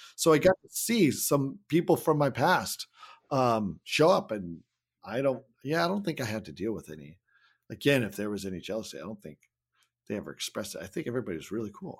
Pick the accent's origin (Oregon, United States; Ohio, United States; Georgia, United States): Oregon, United States; Salem; my hometown yeah. of Salem, Oregon